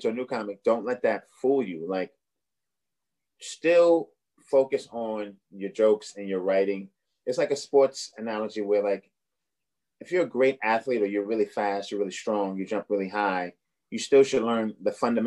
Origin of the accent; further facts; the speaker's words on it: New York City, New York, United States; also born or lived in Boston; I'm from Brooklyn, but I lived in Boston for like four or five years